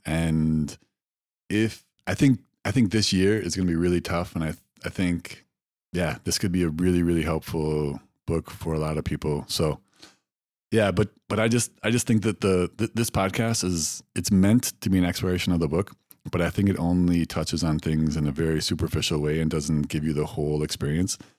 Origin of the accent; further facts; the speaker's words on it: Wisconsin, United States; I grew up in Wisconsin